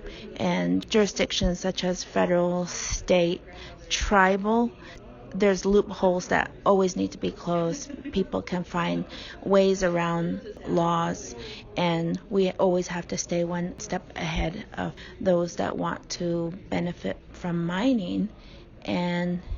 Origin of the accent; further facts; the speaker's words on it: Arizona, United States; I was born and raised here on the Navajo Nation